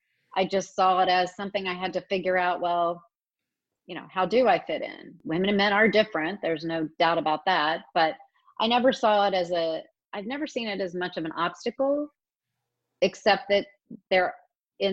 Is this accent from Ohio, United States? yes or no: yes; Springfield, Ohio, United States; also born or lived in Raleigh, North Carolina / Bowling Green, Ohio; I grew up in Springfield